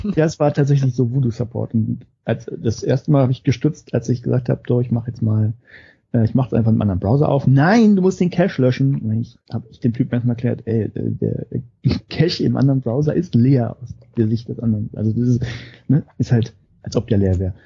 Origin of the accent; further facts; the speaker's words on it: Germany; moved away as an adult; now in Norway; ich zumindest als Deutscher